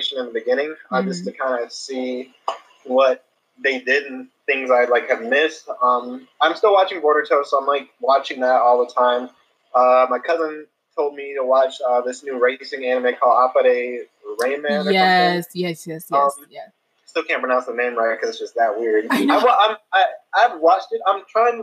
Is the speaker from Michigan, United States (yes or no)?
no; Atlanta, Georgia, United States; I'm from Atlanta, Georgia, and I'm a professional manga artist.